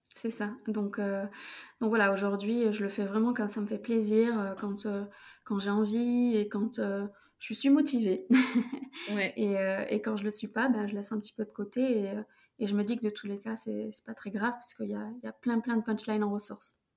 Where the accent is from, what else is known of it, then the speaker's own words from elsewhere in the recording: Toulouse, Occitania, France; now in Paris, France; je viens de Toulouse